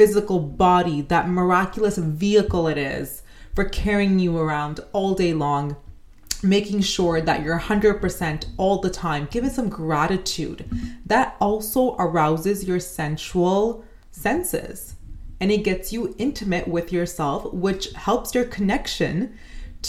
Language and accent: English; Canada; as a Canadian